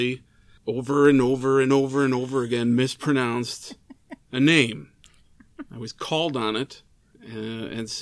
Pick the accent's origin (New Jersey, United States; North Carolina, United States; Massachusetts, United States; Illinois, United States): Illinois, United States; Chicago; as a Chicagoan